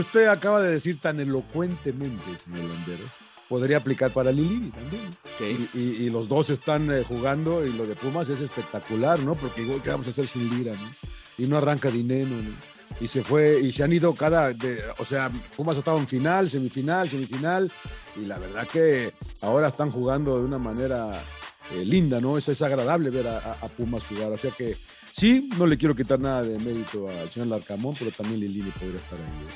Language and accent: Spanish; Monterrey, Nuevo León, Mexico; yo soy Regio